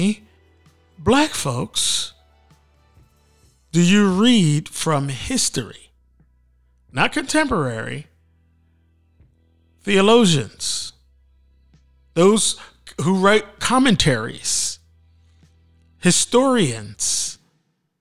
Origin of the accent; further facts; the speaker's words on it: Philadelphia, Pennsylvania, United States; moved away; I grew up in Philly at the home of the AME Church and Richard Allen's story.